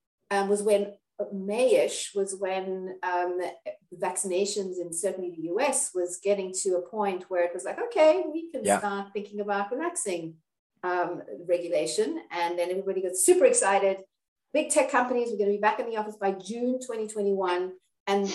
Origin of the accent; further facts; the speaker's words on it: Cape Town, Western Cape, South Africa; I'm from South Africa, from Cape Town. You may be able to hear my accent.